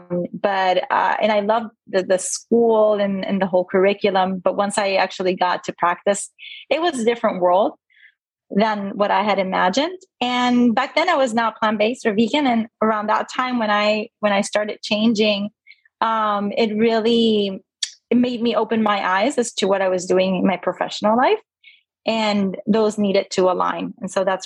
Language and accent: English; Puerto Rico; moved away as an adult; also born or lived in Indiana / Maryland / Pennsylvania; now in Sarasota, United States; So I was born and raised in Puerto Rico. And I actually left when I was 18 to go to college at Purdue University.